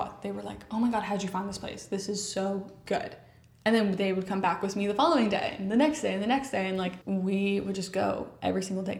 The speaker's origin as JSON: {"language": "English", "region": "New York", "country": "United States", "said": "I'm American and I'm from New York and I'm constantly in a rush."}